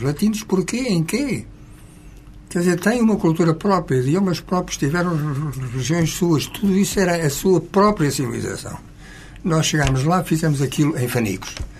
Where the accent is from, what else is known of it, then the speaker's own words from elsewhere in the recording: Portugal; moved away as an adult; now in Canary Islands, Spain; eu em primeiro lugar sou português, em segundo lugar sou ibérico, e em terceiro lugar, se me apetece, serei europeu